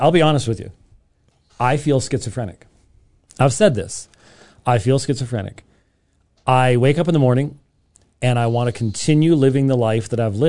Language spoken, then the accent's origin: English; Scotland, United Kingdom; I'm Scottish, and so Scottish people think the world's going to end all